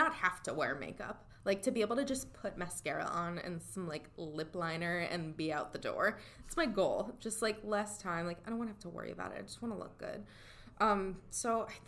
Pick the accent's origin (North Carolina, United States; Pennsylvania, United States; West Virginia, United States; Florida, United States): Florida, United States; also born or lived in New York; I was born in New York and we moved to Florida, when I was really young